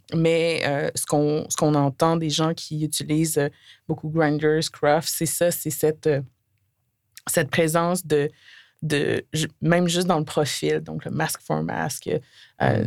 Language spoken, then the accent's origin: French; Côte-Nord, Quebec, Canada; now in Montreal, Canada; j'ai grandi sur la Côte-Nord